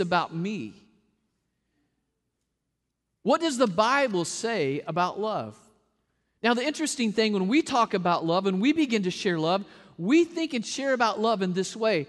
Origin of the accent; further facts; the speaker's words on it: the South, United States; I'm a hugger from the South